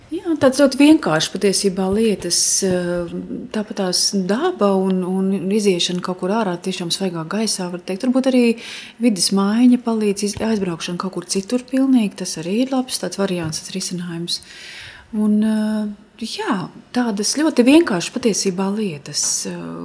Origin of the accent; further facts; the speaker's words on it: Latvia; mēs sakam no Latvijas